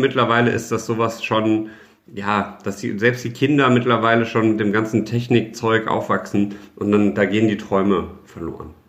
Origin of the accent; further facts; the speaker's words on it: Düsseldorf, North Rhine-Westphalia, Germany; ich bin halt in Düsseldorf geboren, ich bin jetzt zur Schule gegangen, ich habe mein Abitur hier gemacht, ich habe hier studiert und jetzt arbeite ich hier.